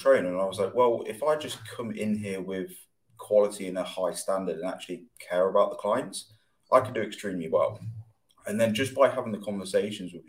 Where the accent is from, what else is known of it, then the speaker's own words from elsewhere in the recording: Loughborough, East Midlands, United Kingdom; I'm from Loughborough